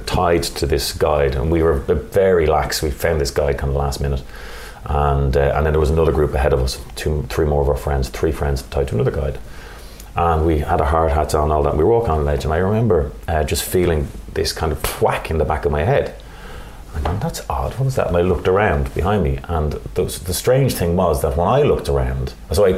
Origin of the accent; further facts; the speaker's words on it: Ireland; we're Irish.